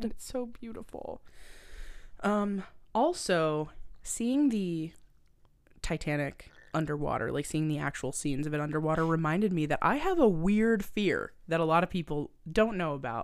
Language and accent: English; Halifax, Nova Scotia, Canada; I'm from Nova Scotia. If you guys don't know, I'm from Halifax, Nova Scotia